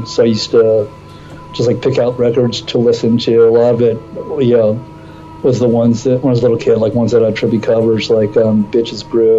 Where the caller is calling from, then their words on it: Los Angeles, California, United States; Calling from Mount Washington, Northeast LA.